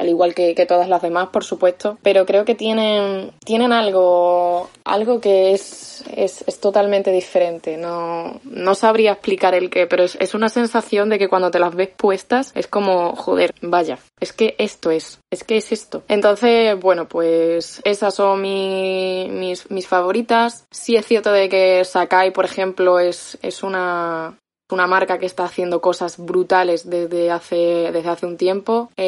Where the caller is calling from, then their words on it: Badajoz, Extremadura, Spain; de Badajoz